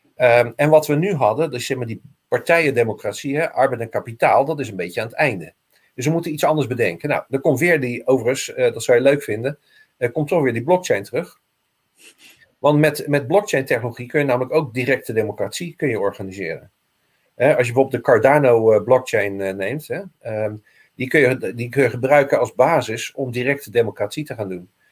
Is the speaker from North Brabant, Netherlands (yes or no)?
no; Rotterdam, South Holland, Netherlands; ik ben Rotterdammer